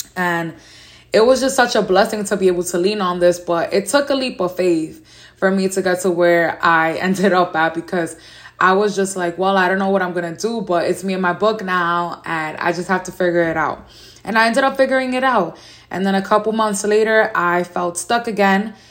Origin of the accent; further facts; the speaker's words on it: New York City, New York, United States; As a young lady growing up in New York City and still living here